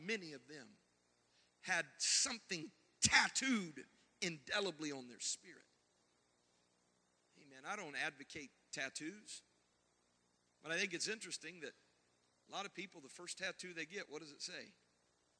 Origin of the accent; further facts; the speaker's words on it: the Bible Belt, United States; I was raised in the Bible Belt in the 80s.